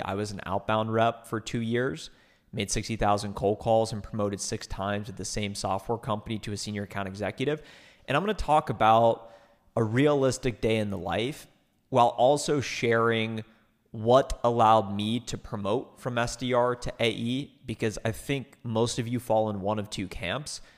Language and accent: English; Ohio, United States; moved away as an adult; now in Dallas, United States; I moved myself from Ohio, which is where I grew up, twenty-two years, to Dallas, Texas